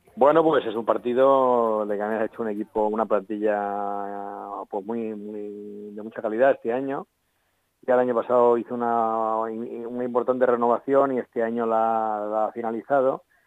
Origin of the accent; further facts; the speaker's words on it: Leganés, Community of Madrid, Spain; soy vecino de Leganés